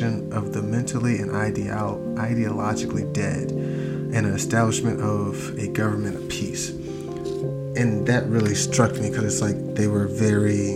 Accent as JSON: {"language": "English", "country": "United States", "said": "as an American"}